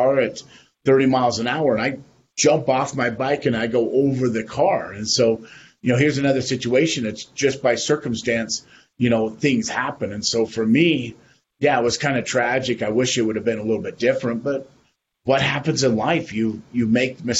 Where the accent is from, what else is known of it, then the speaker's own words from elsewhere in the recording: Wyoming, United States; where I grew up in Wyoming